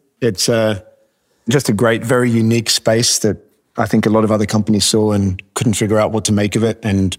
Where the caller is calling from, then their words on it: New York City, New York, United States; Joining you from 115 Broadway, our new space down in the Fidei in New York City.